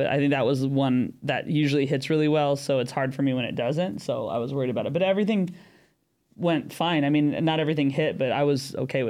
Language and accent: English; United States; moved away as an adult; also born or lived in San Diego; now in London, United Kingdom; I am American, but I live in London. I've lived in London since the beginning of 2020